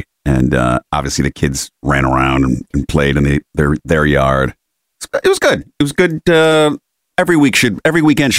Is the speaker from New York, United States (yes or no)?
yes; Rochester, New York, United States; moved away; my hometown because I grew up on the Erie Canal, the suburbs of Rochester.